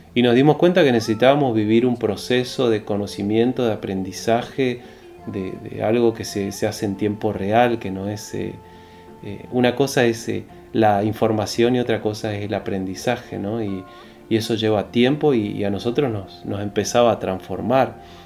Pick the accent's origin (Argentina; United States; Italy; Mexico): Argentina; Resistencia, Chaco; yo crecí en Resistencia